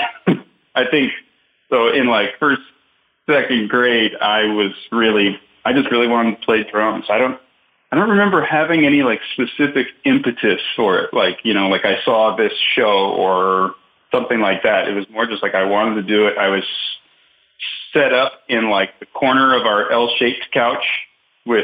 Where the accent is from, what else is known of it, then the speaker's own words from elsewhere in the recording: Long Island, New York, United States; moved away as an adult; growing up in New York on Long Island